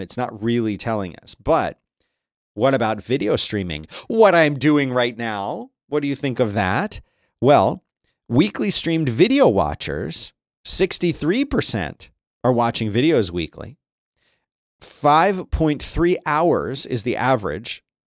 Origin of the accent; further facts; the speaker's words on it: United States; I'm American.